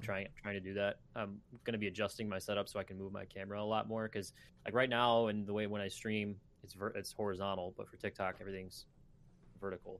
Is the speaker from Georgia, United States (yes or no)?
no; Michigan, United States; I'm also from Michigan